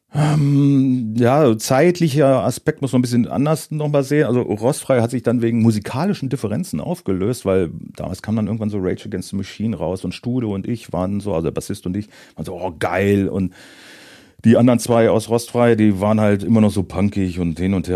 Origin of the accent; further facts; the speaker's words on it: Moringen, Lower Saxony, Germany; also born or lived in Northeim; ich komme aus Moring und nicht aus Göttingen